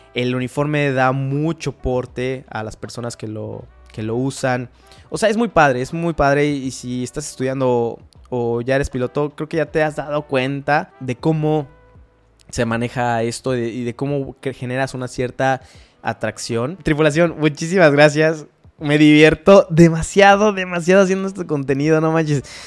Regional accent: Mexico City, Mexico; moved away as an adult; also born or lived in Tijuana / United States; cuando llegué a Tijuana, que fue de la Ciudad de México

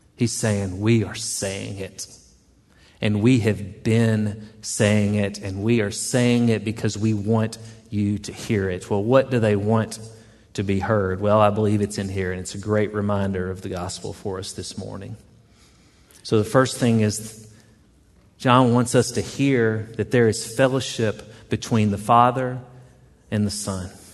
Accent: the South, United States; accent: southern; I was a bit southern and she chuckled at my accent.

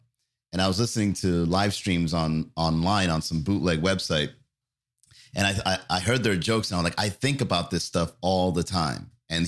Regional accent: Miami, Florida, United States; also born or lived in Long Island, New York; I was born in Long Island. I came to Miami when I was fairly young.

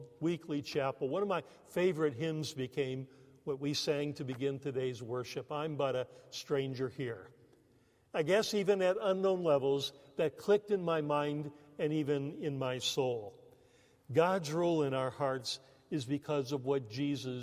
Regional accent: United States; moved away as an adult; also born or lived in Canada; us Americans

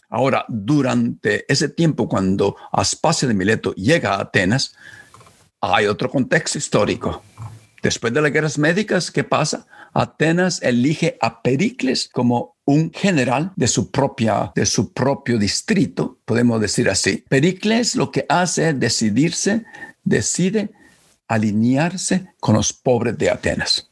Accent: Chalchuapa, Santa Ana, El Salvador; cuando yo estaba creciendo en, mi pueblo Chalchuapa

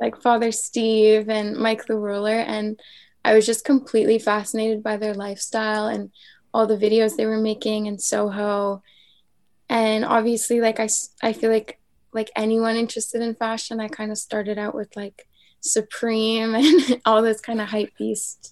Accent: a small town off the island of Montreal, Quebec, Canada; now in Montreal, Canada; I grew up in a very small town off the island of Montreal

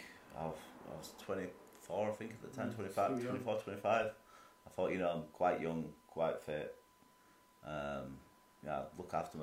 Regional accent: Leeds, Yorkshire and the Humber, United Kingdom; We're a family, we're from Leeds.

